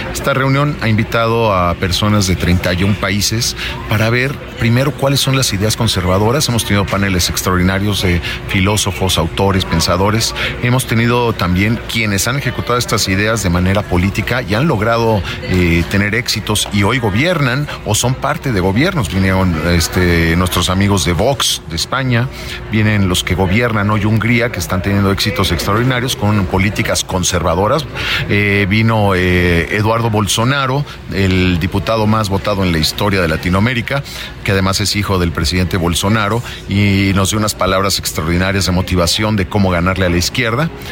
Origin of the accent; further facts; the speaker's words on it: Mexico; somos mexicanos